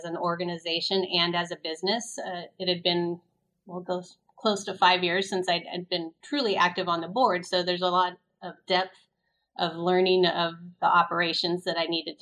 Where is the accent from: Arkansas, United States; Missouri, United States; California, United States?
California, United States; Bay Area; also born or lived in Davis, California; now in Vacaville, United States; I grew up in the Bay Area.